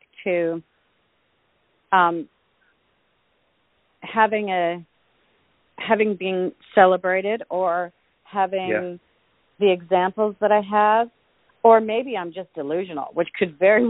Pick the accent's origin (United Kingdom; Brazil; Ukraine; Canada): Canada; I am Canadian, and I was born in February